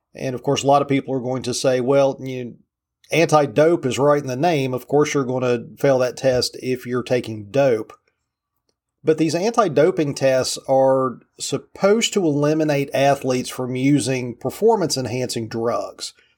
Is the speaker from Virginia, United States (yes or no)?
yes; Virginia, United States; my home state of Virginia